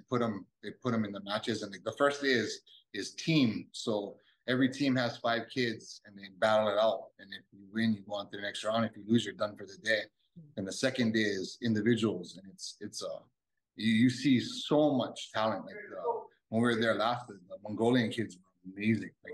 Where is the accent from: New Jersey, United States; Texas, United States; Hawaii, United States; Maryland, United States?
Hawaii, United States; Kailua; I grew up in Kailua and we played football, basketball, and baseball our whole lives